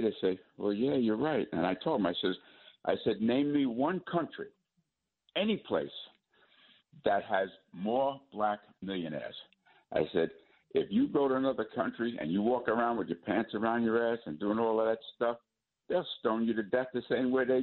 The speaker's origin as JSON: {"language": "English", "country": "United States", "tie": "born or raised there", "said": "I was born in America"}